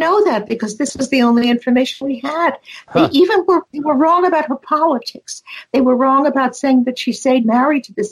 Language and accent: English; San Francisco, California, United States; born or raised there